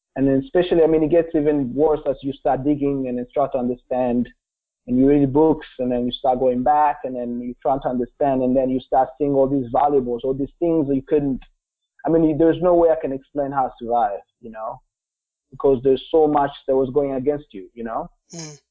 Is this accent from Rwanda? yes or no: yes; Kigali, Rwanda; English is a second language; also born or lived in Republic of the Congo / Vermont; now in United States; I grew up in Kigali, which is the capital um, of um, Rwanda